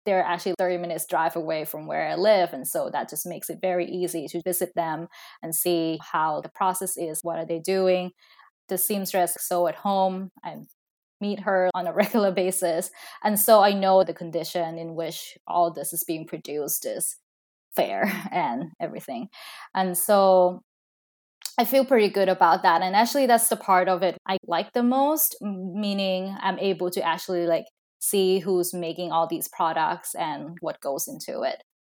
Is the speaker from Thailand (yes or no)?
yes; Thailand; now in Seattle, United States; I'm originally from Thailand, but now I'm currently living in Seattle.